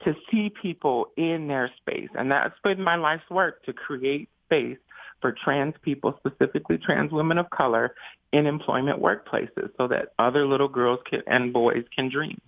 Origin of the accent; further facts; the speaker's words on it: Saginaw, Michigan, United States; I grew up in Saginaw, so it was a very racialized place, very huge Mexican immigrant population